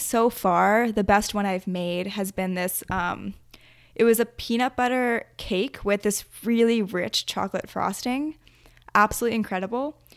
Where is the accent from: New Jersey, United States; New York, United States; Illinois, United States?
New Jersey, United States; where I grew up in Jersey, we also have a really, really close knit group of family friends.